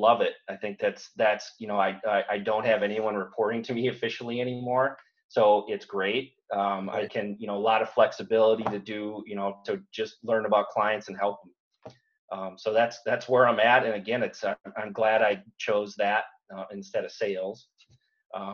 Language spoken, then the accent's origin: English; St. Cloud, Minnesota, United States; I was a heavy metal guy growing up in St. Cloud